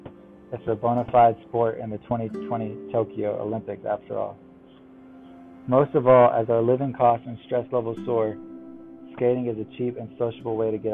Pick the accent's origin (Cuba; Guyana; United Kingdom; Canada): United Kingdom; London; When I was growing up in London, I used to go to my local skate shop and buy skate videos on DVD.